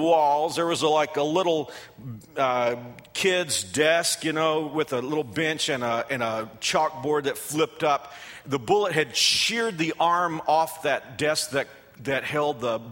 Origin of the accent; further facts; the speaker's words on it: Texas, United States; moved away as an adult; also born or lived in Fort Worth, Texas; now in Wichita, United States; my home state